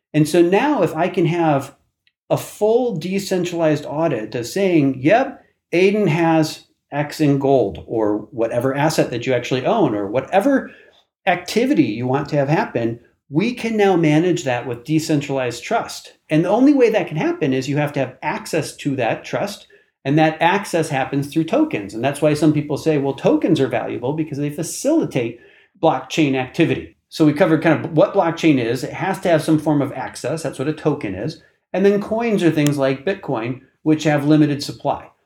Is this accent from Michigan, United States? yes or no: no; Iowa, United States; I was born and raised in Iowa, which is one of the smaller states in the, the country by population in the middle of the country